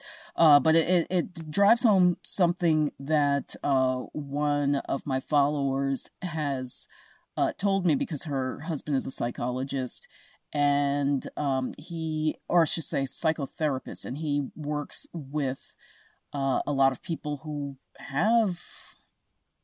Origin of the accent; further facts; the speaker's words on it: New York City, New York, United States; moved away as an adult; I grew up in New York City. I moved here only 4 years ago